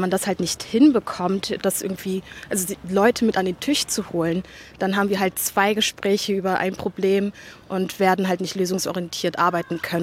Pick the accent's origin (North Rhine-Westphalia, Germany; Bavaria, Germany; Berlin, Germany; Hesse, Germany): Berlin, Germany; also born or lived in Gropiusstadt, Berlin; ich bin vorher in Britz aufgewachsen und ähm, bin dann, glaube ich, mit 13 hergezogen in der Gruppestadt